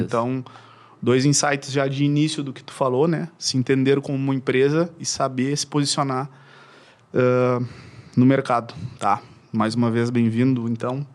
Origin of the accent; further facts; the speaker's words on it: Uruguaiana, Rio Grande do Sul, Brazil; now in Porto Alegre, Brazil; eu sou natural de Uruguaiana, que é uma cidade eh, do interior aqui do Rio Grande do Sul. E eu vim para cá quando eu tinha para cá para Porto Alegre, digo, né, quando eu tinha eh, ali na transição de 13 para 14 anos